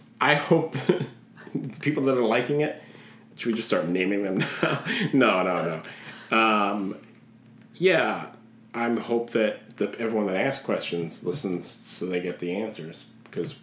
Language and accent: English; Schaumburg, Illinois, United States; I am from Schaumburg.